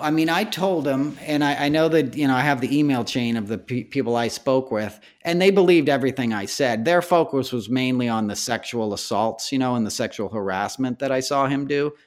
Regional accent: Westchester, New York, United States; I grew up in New York in the eighties, in Westchester, outside of the city.

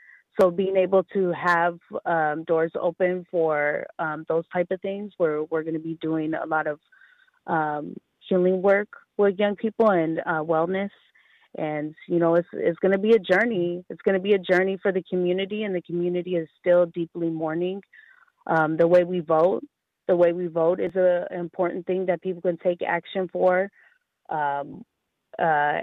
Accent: San Francisco, California, United States; I grew up in San Francisco, during the mid-80s

